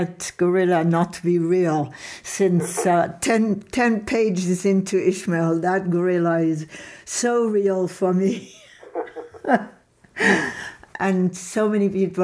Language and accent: English; Paris, Île-de-France, France; I grew up in Paris